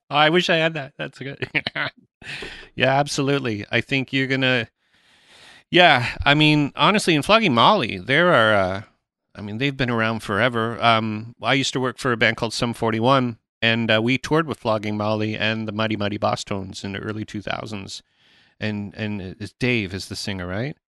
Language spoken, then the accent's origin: English; England, United Kingdom; now in Canada; I'm born in England